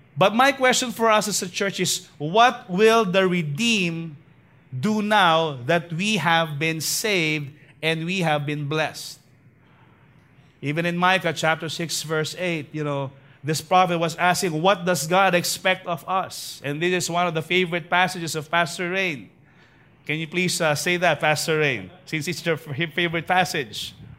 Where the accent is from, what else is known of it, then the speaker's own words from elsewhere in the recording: Manila, Metro Manila, Philippines; I was born actually in Tondo, uh, in a place called Clinica Arellano